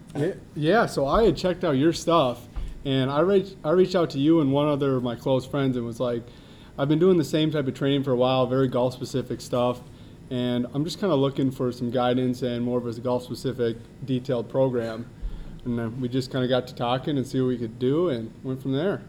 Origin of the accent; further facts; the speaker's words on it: Minnetonka, Minnesota, United States; Minnetonka, right down the road here. Um, grew up there